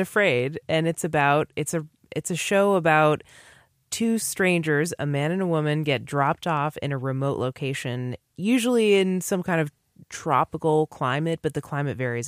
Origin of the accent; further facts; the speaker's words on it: New England, Massachusetts, United States; I grew up in New England, which is supposedly the most atheist, liberal Massachusetts, you know, coast, East Coast